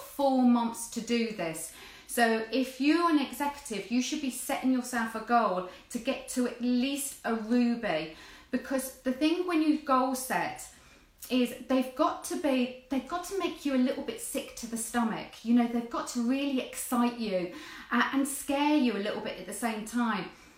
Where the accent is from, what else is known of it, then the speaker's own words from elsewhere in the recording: Jersey; I'm from Jersey